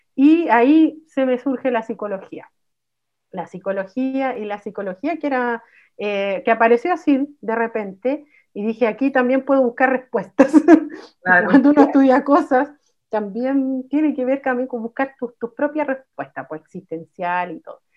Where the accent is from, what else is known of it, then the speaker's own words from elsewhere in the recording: Santiago, Santiago Metropolitan Region, Chile; Yo soy mapuche, mujer mapuche tercera generación, nacida acá en Santiago